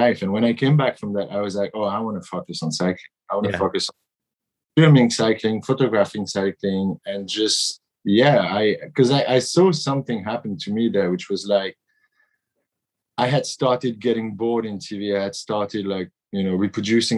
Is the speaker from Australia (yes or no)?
no; Brittany, France; I'm from Brittany in France, and we're sailors in Brittany